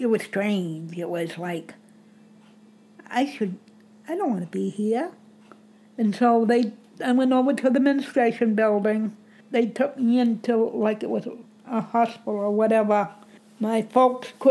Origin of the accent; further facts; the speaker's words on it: Bangor, Maine, United States; also born or lived in Pineland, Maine; I was born and brought up in Bangor.